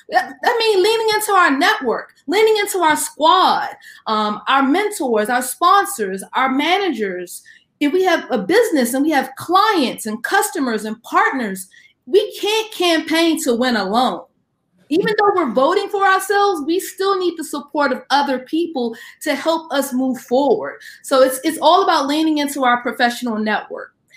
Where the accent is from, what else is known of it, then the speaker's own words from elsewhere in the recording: Washington, District of Columbia, United States; I am from the Washington, D.C. area